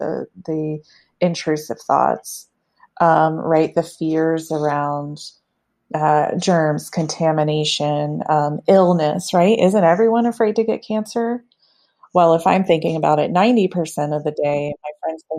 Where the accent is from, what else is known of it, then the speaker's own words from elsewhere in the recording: the South, United States; now in Lakewood, United States; I'm from the South, so I was extra taught not to talk about anything sexual